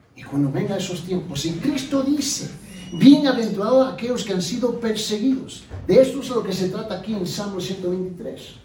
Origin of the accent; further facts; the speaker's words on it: Puerto Rico; por mi naturaleza yo soy puertorriqueño.